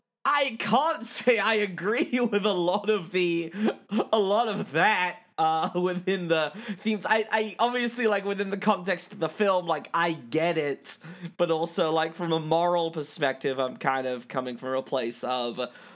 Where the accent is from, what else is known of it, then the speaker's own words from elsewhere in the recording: England, United Kingdom; I'm English.